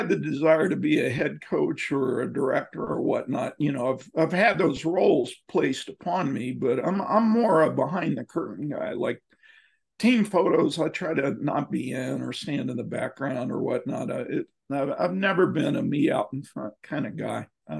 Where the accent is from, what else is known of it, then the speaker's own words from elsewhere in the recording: Midwest, United States; also born or lived in Houston; we grew up in the Midwest with all that, and then Houston, then you go out to the desert mountains and a total different culture.